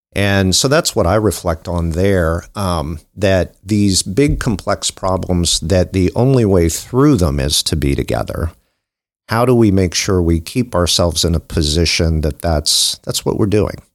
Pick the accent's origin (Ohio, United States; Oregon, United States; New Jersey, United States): Ohio, United States; New Concord; I grew up in New Concord, Ohio